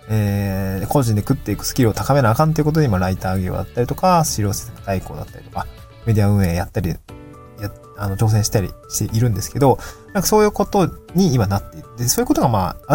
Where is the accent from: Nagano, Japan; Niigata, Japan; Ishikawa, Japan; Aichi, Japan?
Niigata, Japan; moved away as an adult; also born or lived in Aomori / Tokyo; now in Awaji Island, Japan; もともと僕も地方出身だったし、まあ新潟で18年住んで、青森に4年住んでとっていうところで、まあ、かなり地方寄りの出身の人だったんで、